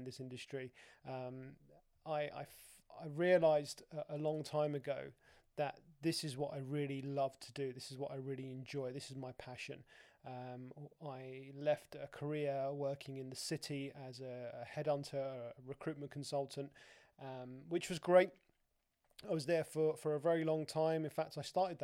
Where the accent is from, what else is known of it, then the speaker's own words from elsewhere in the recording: London, United Kingdom; moved away as an adult; also born or lived in Dubai; I'd born and bred in London